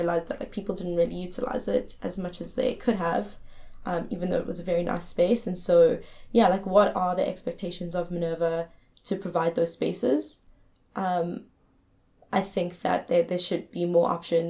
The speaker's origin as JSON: {"language": "English", "country": "South Africa", "moved": "as an adult", "said": "as a South African"}